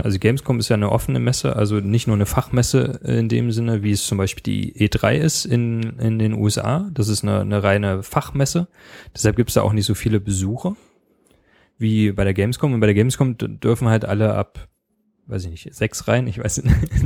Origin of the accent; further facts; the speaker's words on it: Leipzig, Saxony, Germany; ich komme selber aus Leipzig, da ist man natürlich auch ein bisschen stolz drauf